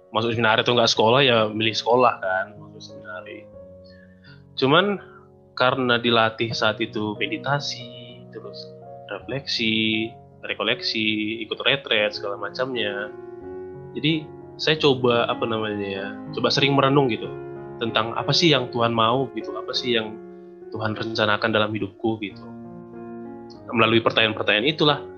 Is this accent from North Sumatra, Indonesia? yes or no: yes; Sumbul, North Sumatra, Indonesia; Kebetulan saya Katolik juga, asal saya dari Sumbul, Kabupaten Dairi.